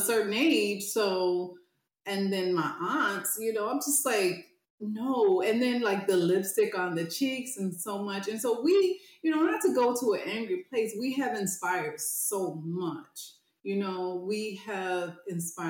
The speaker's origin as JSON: {"language": "English", "region": "the South", "country": "United States", "tie": "born or raised there", "said": "I was growing up in the South"}